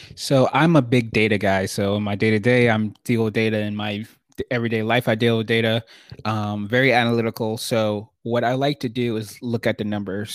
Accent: New York City, New York, United States; I grew up in Brooklyn, New York.

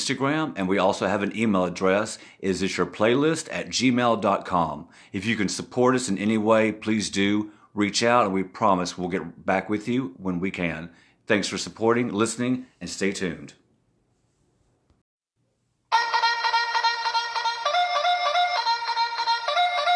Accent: Atlanta, Georgia, United States; growing up in Atlanta

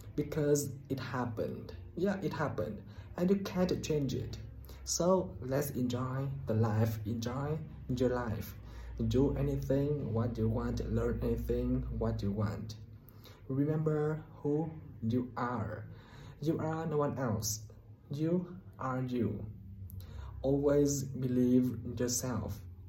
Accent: Vietnam; I'm from Vietnam.

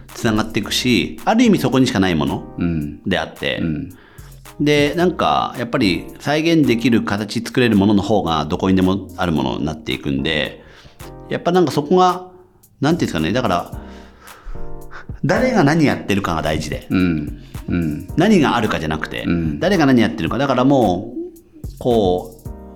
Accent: Imizu, Toyama, Japan; now in Tokyo, Japan; 自分の地元って富山県の新宮と相水市っていうところで内川っていう川があって

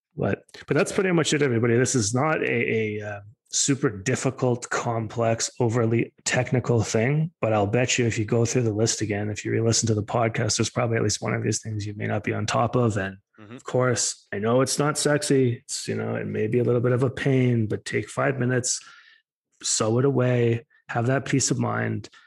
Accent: Alberta, Canada; I'm from Alberta

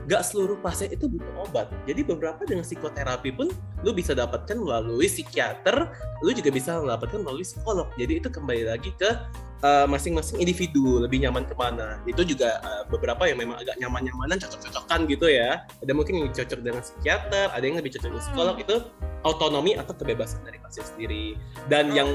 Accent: Sumatra, Indonesia; gue nggak marah, gue orang Sumatera, please.

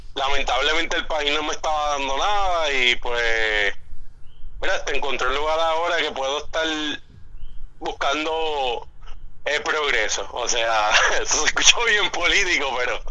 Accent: Puerto Rico; moved away as an adult; now in Florida, United States

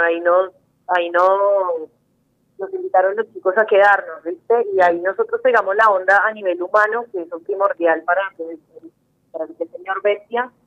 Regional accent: Colombia; now in Argentina; como decimos en Colombia

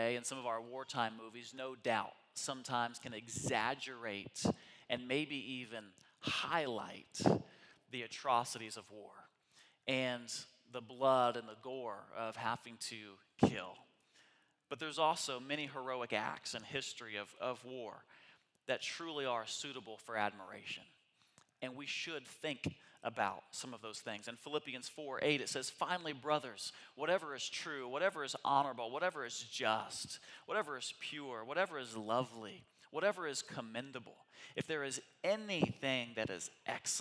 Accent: United States

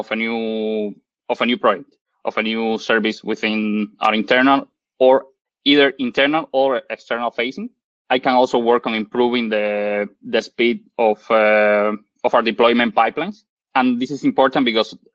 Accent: Cuba; moved away as an adult; also born or lived in Ottawa, Canada; now in Canada; I'm originally from Cuba, and I did my bachelor degree in Cuba.

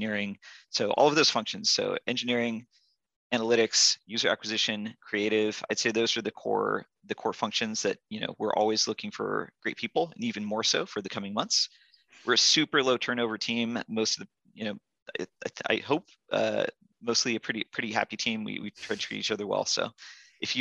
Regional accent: Yosemite, California, United States; moved away; I grew up in Yosemite and skied a lot growing up

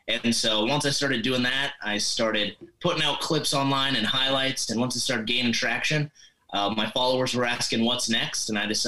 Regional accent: Montana, United States; moved away as an adult; also born or lived in Rapid City, South Dakota / Fargo, North Dakota / Bismarck, North Dakota; And then I moved to Montana, and I basically grew up in Montana most of my life. That's where I usually say I'm from

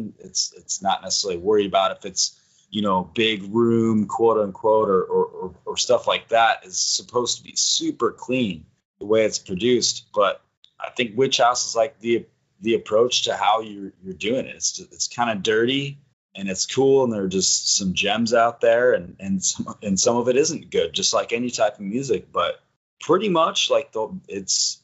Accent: Wisconsin, United States; moved away as an adult; also born or lived in New Mexico; I lived in New Mexico for a long time, but I moved back to Wisconsin, a little bit north of Madison

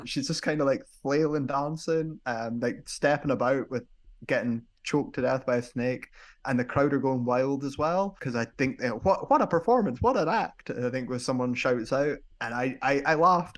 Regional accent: United Kingdom; as a Brit

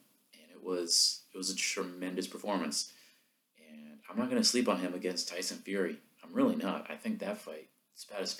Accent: northern Minnesota, United States; I, too, grew up, my family's from northern Minnesota, so we grew up in the taconite mining industry.

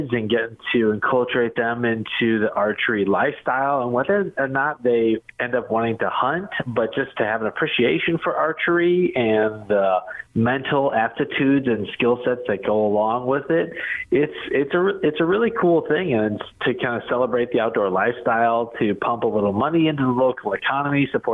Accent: Illinois, United States; moved away as an adult; now in Missouri, United States; I grew up in Illinois, but I've lived in Missouri for over 20 some years

